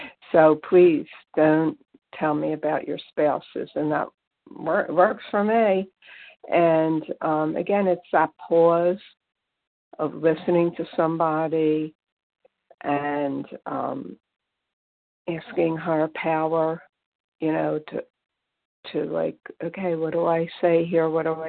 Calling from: Pennsylvania, United States; from Pennsylvania.

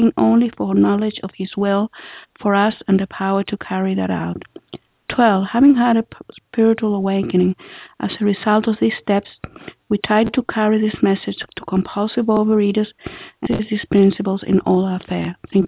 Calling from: Israel; calling from Israel.

